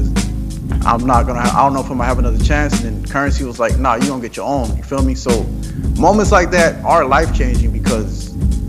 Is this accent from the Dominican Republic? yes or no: yes; Dominican Republic; I'm from DR, I'm from Dominican